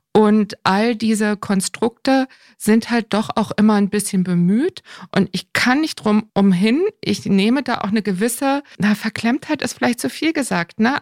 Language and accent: German; Northern Germany, Germany; als Norddeutscher